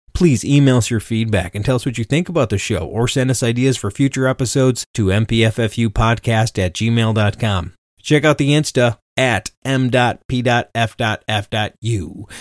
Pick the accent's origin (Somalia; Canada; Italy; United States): United States; Livonia, Michigan; I'm from Livonia